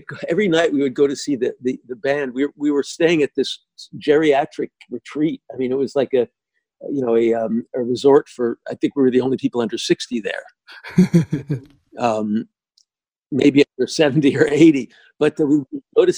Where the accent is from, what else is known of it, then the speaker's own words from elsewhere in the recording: United States; we're American